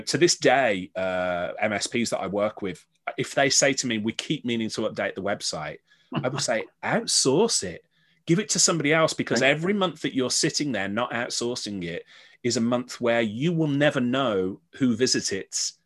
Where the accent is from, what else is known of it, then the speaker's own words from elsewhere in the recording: Birmingham, West Midlands, United Kingdom; moved away; I sort of did this back in Birmingham. I did a lot of my hometown in the West Midlands, where I was brought up